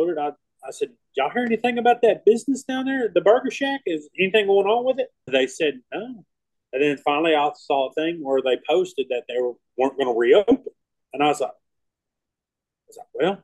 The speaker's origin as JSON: {"language": "English", "town": "Idabel", "region": "Oklahoma", "country": "United States", "tie": "born or raised there", "also_born_or_lived": "New Orleans", "moved": "as an adult", "said": "at the time, Oklahoma, I didn't see hardly any red dots in my hometown"}